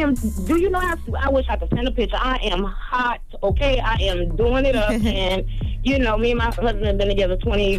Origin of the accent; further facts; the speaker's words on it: South Carolina, United States; Charlamagne, I'm from South Carolina, boo.